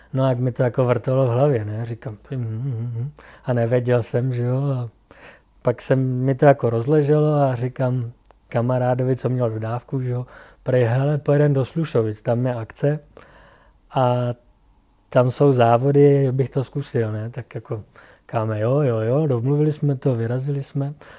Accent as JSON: {"language": "Czech", "region": "Plzeň Region", "country": "Czechia", "said": "jsem z Plzeňska"}